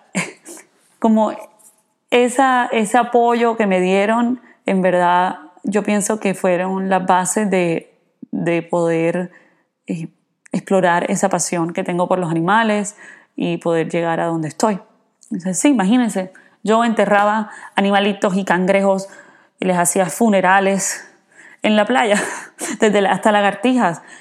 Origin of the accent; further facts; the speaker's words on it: Cartagena, Bolívar, Colombia; moved away as an adult; also born or lived in California / Ithaca, New York; now in United States; yo crecí en Cartagena, en Colombia